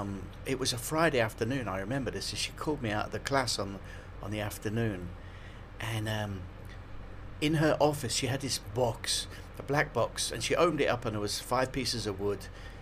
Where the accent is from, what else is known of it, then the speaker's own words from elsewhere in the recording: Liverpool, North West England, United Kingdom; moved away as an adult; Liverpool, and yeah, I grew up there.